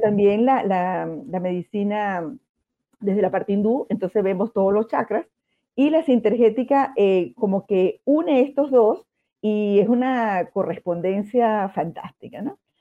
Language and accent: Spanish; Andes, Venezuela; now in Concepción, Chile; nosotros somos de los Andes, de Venezuela